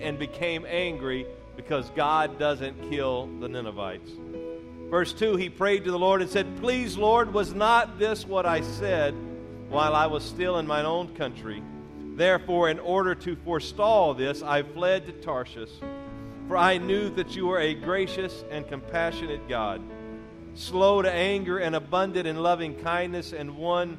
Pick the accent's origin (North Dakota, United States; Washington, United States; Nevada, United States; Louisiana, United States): Louisiana, United States; moved away; also born or lived in Mississippi; I was born in Mississippi, raised in Louisiana